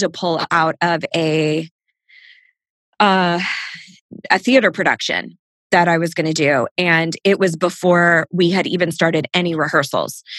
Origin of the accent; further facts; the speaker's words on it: Southern California, United States; I grew up in Southern California